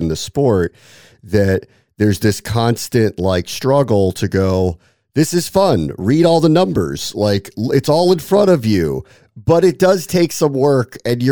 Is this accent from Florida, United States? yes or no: no; Maryland, United States; I'm from Maryland. I've gone to the Preakness my entire life.